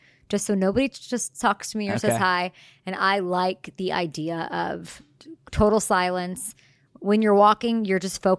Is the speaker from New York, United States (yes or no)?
no; Chicago, Illinois, United States; born there; Well, I was born in Chicago, so...